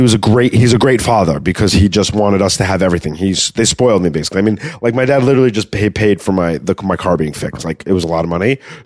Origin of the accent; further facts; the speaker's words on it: Valley Stream, New York, United States; also born or lived in Queens, New York; I was grew up in Long Island. I was born in Queens and then raised in Long Island.